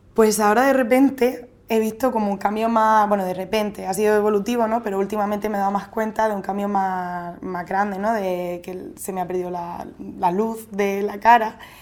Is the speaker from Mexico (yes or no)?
no; Murcia, Region of Murcia, Spain; moved away as an adult; now in Andalusia, Spain; trabajo en Andalucía, en un colegio, pero bueno, soy de Murcia